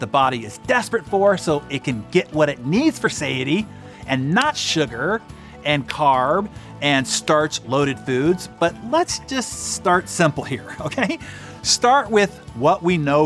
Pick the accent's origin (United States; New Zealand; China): United States; Bay Area of San Francisco, California; I grew up in the Bay Area of San Francisco